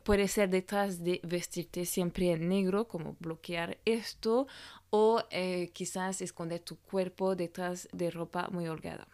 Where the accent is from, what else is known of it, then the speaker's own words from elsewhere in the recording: France; francesa y coach de imagen